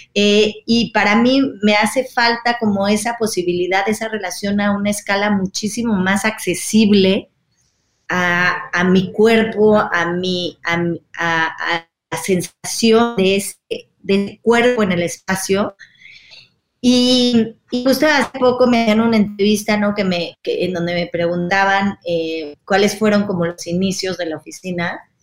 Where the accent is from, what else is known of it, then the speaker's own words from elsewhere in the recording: Mexico; yo nací aquí, pero vengo de, de dos familias que, que no son mexicanas, ¿no? Entonces yo me siento absolutamente mexicana